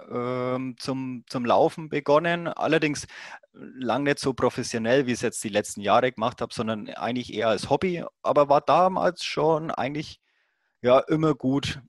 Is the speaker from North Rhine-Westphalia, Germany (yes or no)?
no; Roth, Bavaria, Germany; accent: Franconian; ich komme ja dann aus der Gegend von Rot. Rot, dieses Triathlon-Mekka